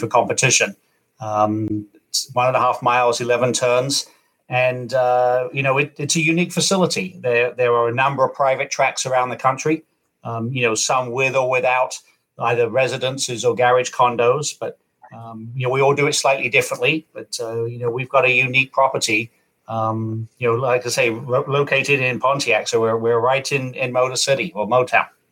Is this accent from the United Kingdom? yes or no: yes; Kent, South East England, United Kingdom; also born or lived in California / Arizona; now in Michigan, United States; I, I grew up in Kent, England, uh, moved out there in 1982